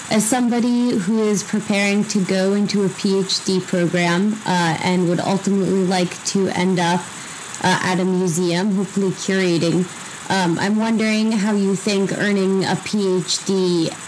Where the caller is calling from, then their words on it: South Carolina, United States; I'm calling in from South Carolina.